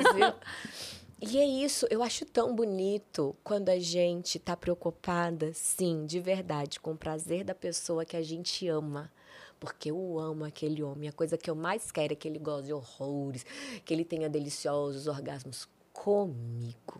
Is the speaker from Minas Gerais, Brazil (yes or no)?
no; Brasília, Federal District, Brazil; moved away as an adult; also born or lived in São Paulo; eu vim fazer um curso aqui em São Paulo, porque eu sou de Brasília.